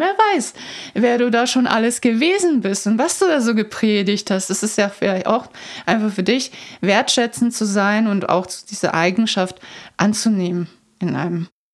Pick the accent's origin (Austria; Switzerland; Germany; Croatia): Croatia; moved away; Ich bin ja in Kroatien aufgewachsen zum Teil